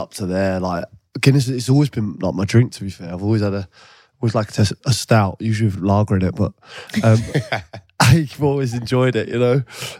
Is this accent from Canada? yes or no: no; England, United Kingdom; I know your family are Irish, you know, I'm completely English